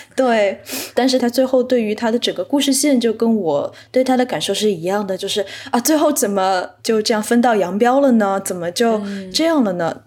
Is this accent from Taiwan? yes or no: no; Shanghai, China; moved away as an adult; also born or lived in New York; 我出生在上海，本科是在纽约大学的 Tisch 艺术学院学习的电影专业